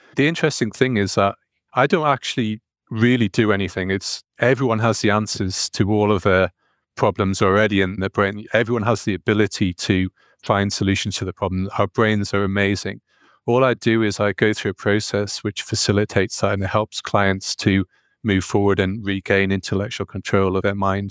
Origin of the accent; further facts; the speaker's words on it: North East England, United Kingdom; accent: northeastern; I've got a, a northeastern accent, so whenever I go to the States, no one recognizes me being English